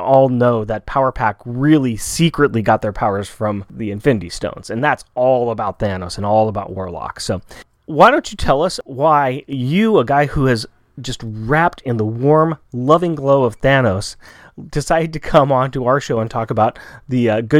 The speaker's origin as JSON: {"language": "English", "region": "West Coast", "country": "United States", "said": "We're from the West Coast."}